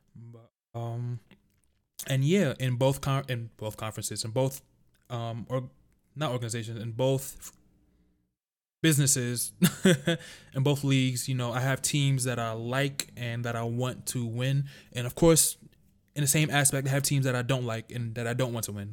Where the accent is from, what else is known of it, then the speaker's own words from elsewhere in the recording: New York City, New York, United States; born and raised in the Bronx, New York